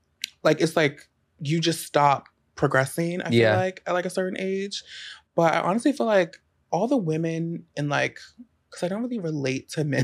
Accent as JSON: {"language": "English", "town": "Baltimore", "region": "Maryland", "country": "United States", "moved": "as an adult", "lives_now": "New York, United States", "said": "I literally had just moved back to Baltimore where I'm from. From New York."}